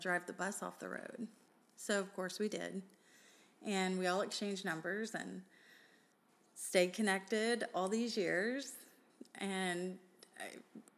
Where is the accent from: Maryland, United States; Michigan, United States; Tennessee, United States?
Tennessee, United States; Memphis; I was from Memphis